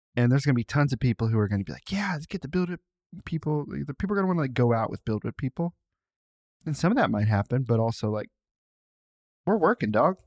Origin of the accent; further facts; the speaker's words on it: Cincinnati, Ohio, United States; I say I'm from Cincinnati to people who aren't from Ohio.